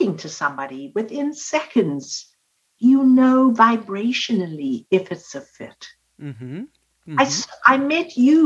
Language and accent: English; South Africa; I was born and raised in South Africa